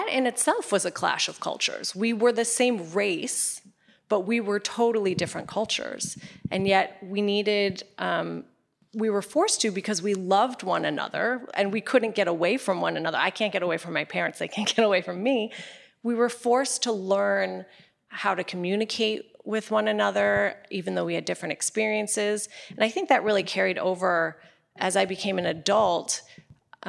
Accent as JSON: {"language": "English", "country": "United States", "tie": "born or raised there", "said": "I was born here in America"}